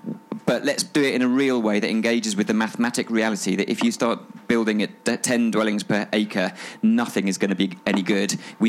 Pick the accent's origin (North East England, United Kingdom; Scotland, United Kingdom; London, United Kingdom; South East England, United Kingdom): South East England, United Kingdom; Tunbridge Wells; I grew up in Tunbridge Wells. It made me who I am.